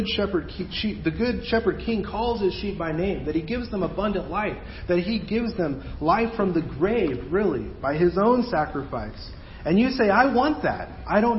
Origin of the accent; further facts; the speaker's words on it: Mexico; moved away; where I grew up down in Mexico